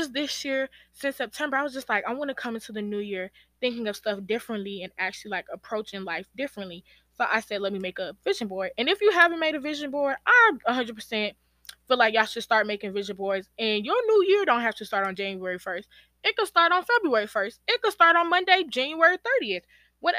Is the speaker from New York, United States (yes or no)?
no; Georgia, United States; my parents are from Guinea and Sierra Leone, but I was born in Georgia. So that's where like that aspect of being American come